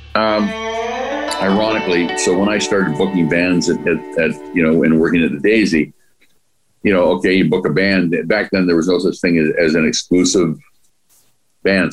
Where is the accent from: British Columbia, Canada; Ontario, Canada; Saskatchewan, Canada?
British Columbia, Canada; Vancouver; we grew up in the Dunbar area